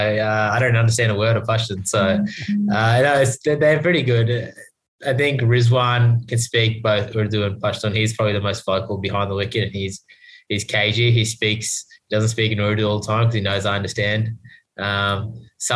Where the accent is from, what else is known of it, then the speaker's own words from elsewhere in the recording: Australia; being Australian